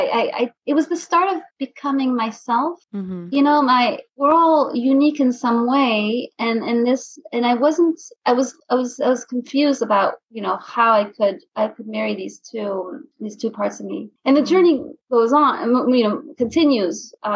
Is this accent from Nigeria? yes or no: no; France; also born or lived in United States; I mean, I was born in France, but grew up in America and France.